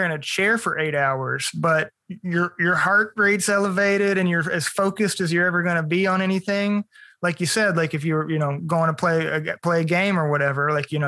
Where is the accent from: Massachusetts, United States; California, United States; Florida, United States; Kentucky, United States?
Kentucky, United States; Russellville; now in Lexington, United States; I'm from Russellville, Kentucky, from Western Kentucky, South Central Kentucky, whatever you want to call it.